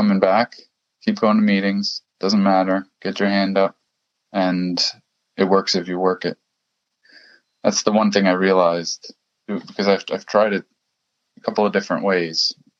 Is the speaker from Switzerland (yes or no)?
yes; German-speaking Switzerland, Switzerland; I went to one, so in Switzerland, I come from the German speaking part of Switzerland, and I did go to one meeting there in German